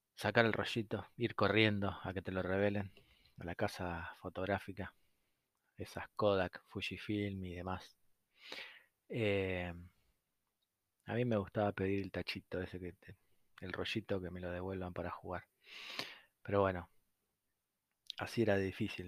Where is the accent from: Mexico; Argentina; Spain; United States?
Argentina; como cualquier argentino